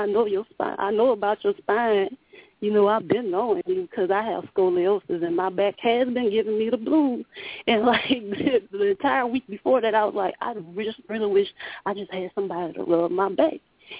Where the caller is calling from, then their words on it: Louisiana, United States; This is …. I'm calling from Louisiana.